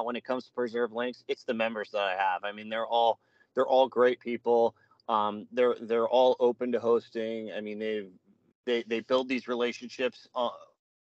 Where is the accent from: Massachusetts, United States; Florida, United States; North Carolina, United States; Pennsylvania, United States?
Pennsylvania, United States; Eastern; I was from Eastern PA